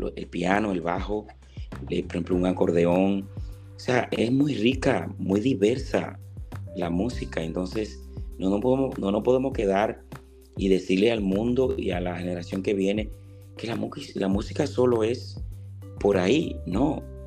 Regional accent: Monte Cristi, Dominican Republic; moved away; desde que yo salí de mi pueblo, mi pueblo es Montecristi

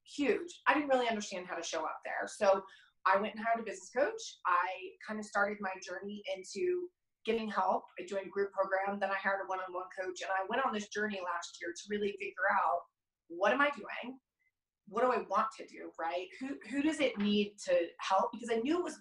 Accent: California, United States; also born or lived in New York; now in Denver, United States; I'm from California originally, California girl, like legitimately California girl

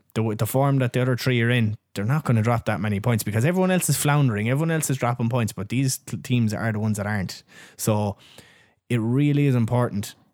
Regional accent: Ireland; we're Irish

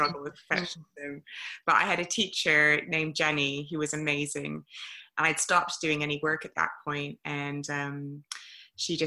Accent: Toronto, Ontario, Canada; moved away as an adult; now in United Kingdom; I'm from Canada originally, but I've been in the UK for 16 years now, 17, something like that. And so I grew up in Toronto, great city

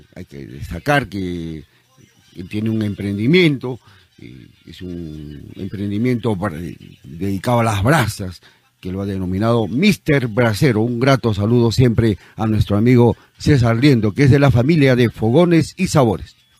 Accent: Peru; nuestro querido Perú

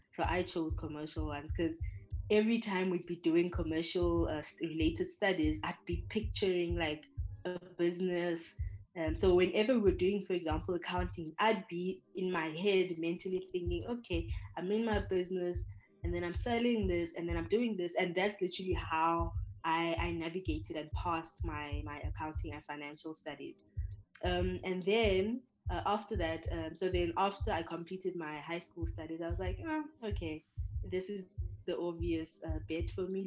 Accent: South Africa; moved away as an adult; now in Hungary; I'm from South Africa

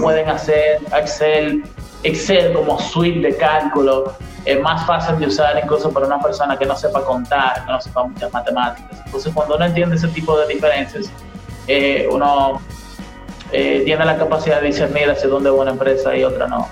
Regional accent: Dominican Republic

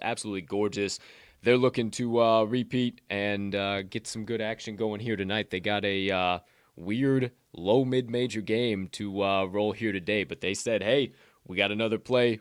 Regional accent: Southern Illinois, United States; I'm from Southern Illinois

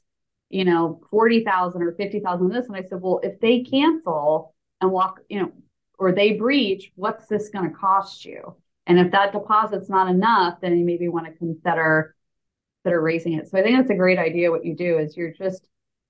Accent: New York, United States; now in Jacksonville Beach, United States; I'm originally from New York

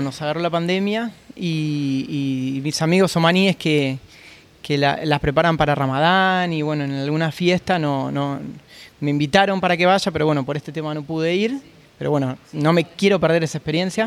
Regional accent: Buenos Aires, Argentina; moved away as an adult; now in Oman; yo soy de Buenos Aires, Argentina, eh, muy conocidos por, el fútbol y el, asado

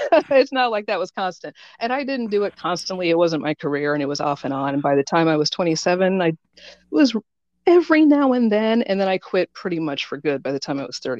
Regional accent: Des Moines, Iowa, United States; I love my hometown.

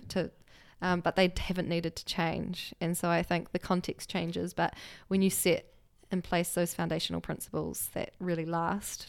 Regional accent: Levin, Manawatū-Whanganui, New Zealand; now in Wellington, New Zealand; born and raised in Leuven, which is a small town, um, north of Wellington.

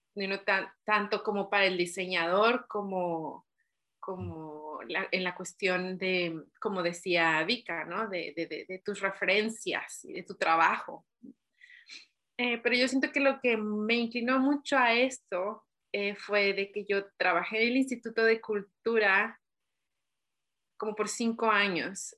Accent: Chihuahua, Mexico; moved away as an adult; now in Ireland; soy mexicana de Chihuahua

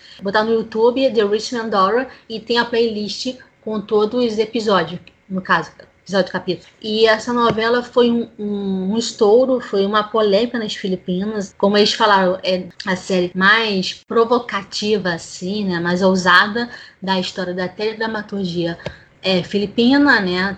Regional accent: Rio de Janeiro, Brazil; sou do Rio de Janeiro capital

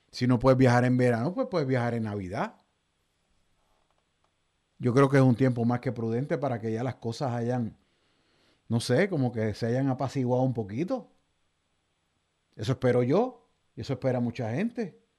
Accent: Puerto Rico; Y yo lo menos que quiero como puertorriqueño es que este tipo de conducta se convierta en algo habitual, en algo normal en Puerto Rico.

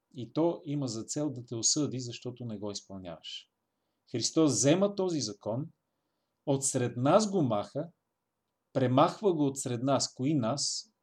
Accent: Bulgaria; нас българите

